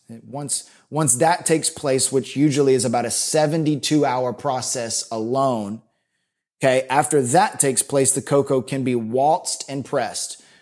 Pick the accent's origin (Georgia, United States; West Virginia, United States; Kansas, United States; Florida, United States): Florida, United States; So I grew up in Florida